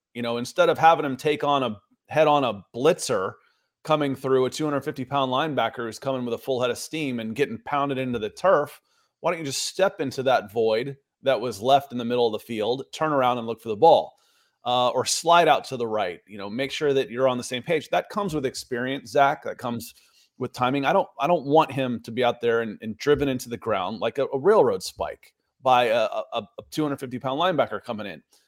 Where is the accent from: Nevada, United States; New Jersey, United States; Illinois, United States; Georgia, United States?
Georgia, United States; Atlanta; born or raised there; also born or lived in Cleveland, Ohio